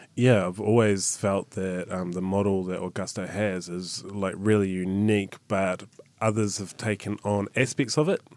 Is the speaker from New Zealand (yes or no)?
yes; New Zealand; being a New Zealander